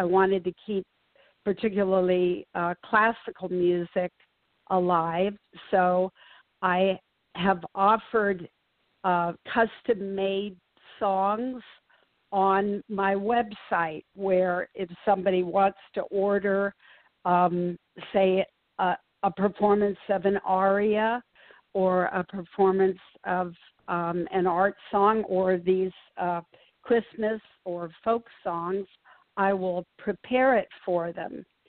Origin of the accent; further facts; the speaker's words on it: South Korea; also born or lived in Japan; I was a third culture kid. I was growing up in South Korea and was actually born in Japan.